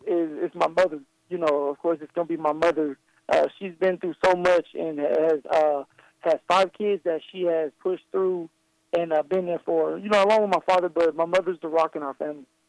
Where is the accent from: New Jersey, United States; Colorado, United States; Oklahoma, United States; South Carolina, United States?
Colorado, United States; my home state